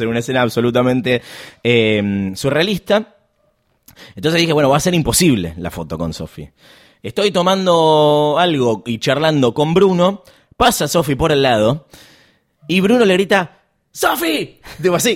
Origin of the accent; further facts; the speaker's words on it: Argentina; Soy argentina